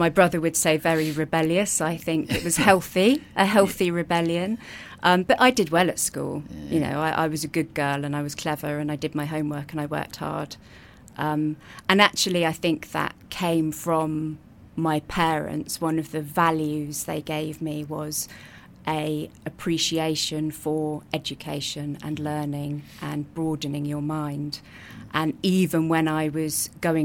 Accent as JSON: {"language": "English", "town": "Brighton", "region": "South East England", "country": "United Kingdom", "tie": "born or raised there", "said": "I grew up in Brighton, which I understand is quite unusual."}